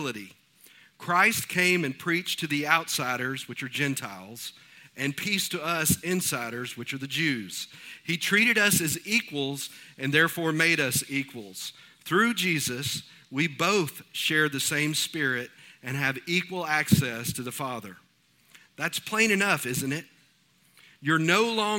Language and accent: English; East Texas, United States; moved away as an adult; We are from East Texas, and the area of East Texas that we're from, there's not a whole lot of rocks